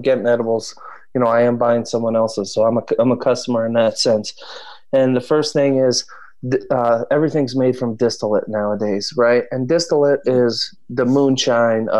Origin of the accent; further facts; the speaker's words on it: New Jersey, United States; moved away; I'm from Jersey originally